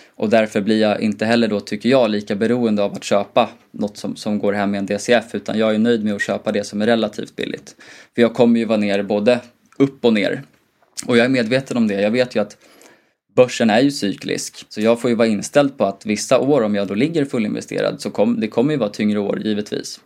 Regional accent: Gotland, Sweden; jag kommer från Gotland

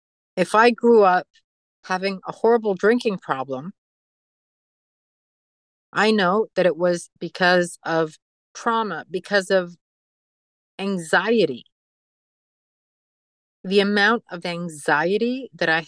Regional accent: Mexico; now in United States; we're from Mexico

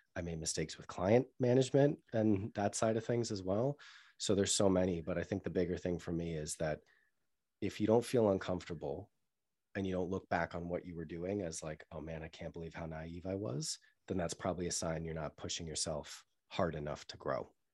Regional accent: Newton, Massachusetts, United States; moved away; also born or lived in London; I grew up in Newton, which is a town outside of Boston, a suburb of Boston

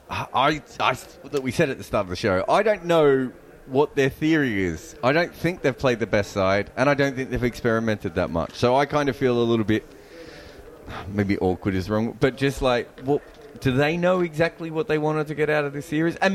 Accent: Australia; Um, and I'm Australian

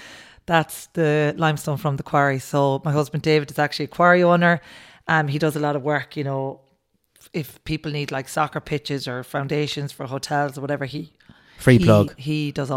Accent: Nenagh, Munster, Ireland; moved away as an adult; now in South Mayo, Ireland; I am from Nina, County Tipperary.

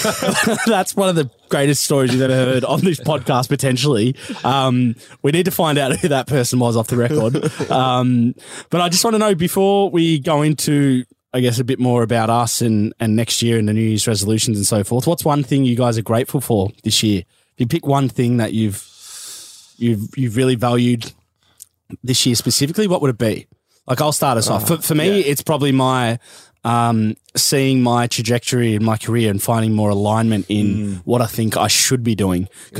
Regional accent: Texas, United States; I'm from Texas.

